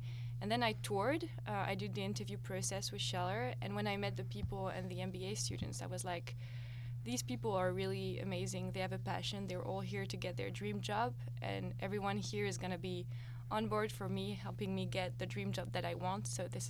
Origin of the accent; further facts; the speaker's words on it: France; moved away as an adult; now in Atlanta, United States; I'm a first-year MBA student. I come from France, where I did my undergrad over there, and I came to Atlanta first to do a master in computer science.